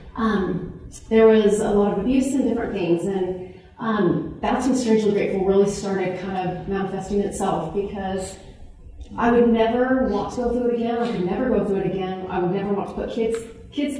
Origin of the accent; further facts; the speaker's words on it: California, United States; now in Utah, United States; I grew up in California. We moved to Utah